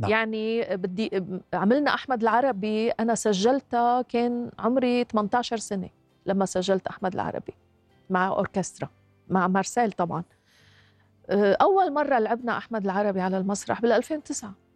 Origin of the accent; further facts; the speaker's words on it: Lebanon; نحن عندنا بلبنان